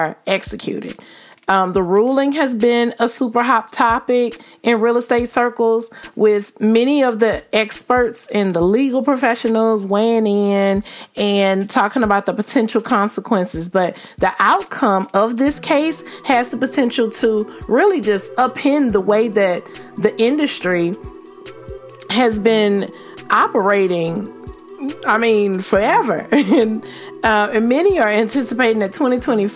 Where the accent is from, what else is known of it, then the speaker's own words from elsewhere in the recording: the South, United States; I'm from the South